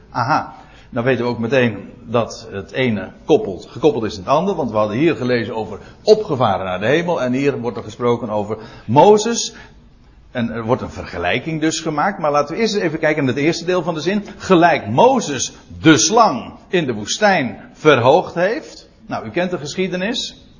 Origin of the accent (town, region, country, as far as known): Netherlands